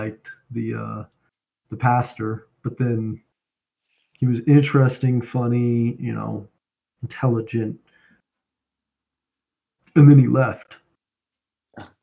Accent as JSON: {"language": "English", "town": "Colorado Springs", "region": "Colorado", "country": "United States", "tie": "born or raised there", "said": "I'm from Colorado Springs"}